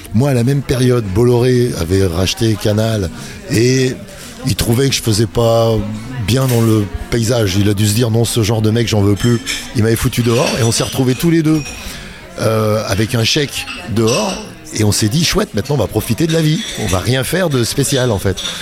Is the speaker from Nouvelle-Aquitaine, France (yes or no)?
no; Saint-Étienne, Auvergne-Rhône-Alpes, France; Nos potes du quartier à Saint-Étienne